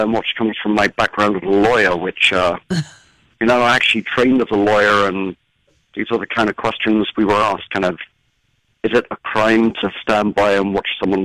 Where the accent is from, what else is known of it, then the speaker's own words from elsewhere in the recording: England, United Kingdom; moved away; my childhood was in England